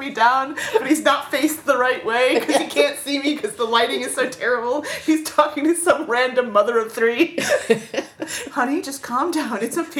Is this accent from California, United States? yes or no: no; Florida, United States; growing up in Florida, growing up in an area that's very heavily touristy